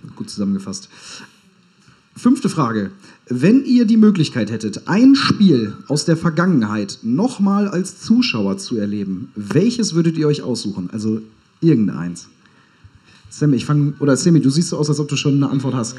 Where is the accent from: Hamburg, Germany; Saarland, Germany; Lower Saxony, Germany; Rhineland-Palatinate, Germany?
Hamburg, Germany; Ich als gebürtiger Hamburger fühle mich da auch direkt angesprochen